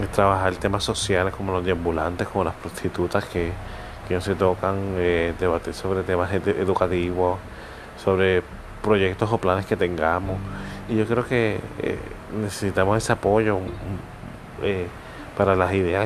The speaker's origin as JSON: {"language": "Spanish", "country": "Puerto Rico", "said": "los que somos puertorriqueños saben que somos besucones"}